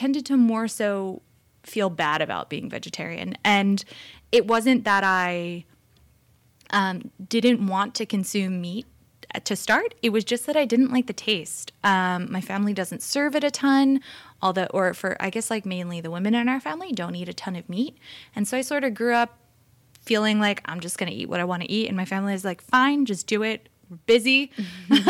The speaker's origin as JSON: {"language": "English", "region": "New Jersey", "country": "United States", "moved": "yes", "lives_now": "California, United States", "said": "I come from New Jersey, and we are a very deli-heavy"}